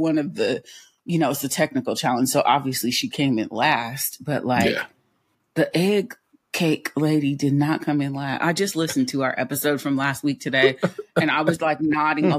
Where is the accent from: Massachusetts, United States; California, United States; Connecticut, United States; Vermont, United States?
California, United States; as a Californian